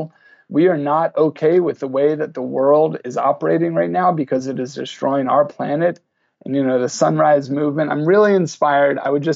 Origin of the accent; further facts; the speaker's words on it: Bedford, New York, United States; I've created a project in my hometown of Bedford, New York, where we're trying to actually engage all of the citizens of this 18,000 people.